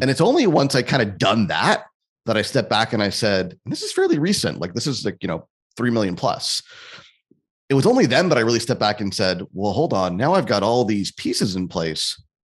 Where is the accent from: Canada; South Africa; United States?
Canada; I'm Canadian, too